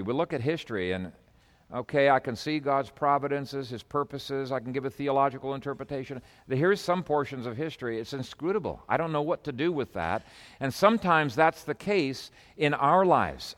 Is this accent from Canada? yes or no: yes; Canada; moved away as an adult; I came from Canada